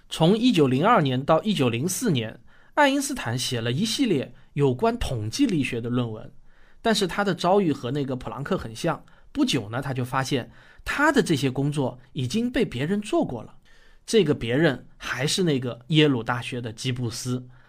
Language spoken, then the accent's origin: Chinese; China; 我们中国人比较出名的有陈独秀